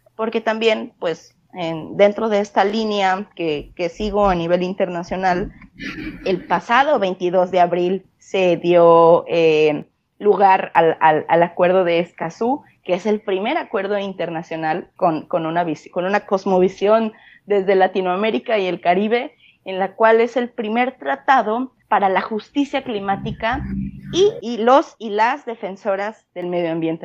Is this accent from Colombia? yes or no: no; Colima, Mexico; soy de una ciudad que se llama Colima y es chiquito, chiquito, es el segundo estado más chiquito de todo el país, de México